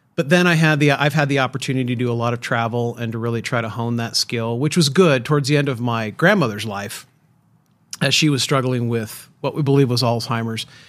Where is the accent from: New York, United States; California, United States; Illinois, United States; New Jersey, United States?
California, United States; San Francisco Bay Area, Northern; I grew up in Northern California, San Francisco Bay Area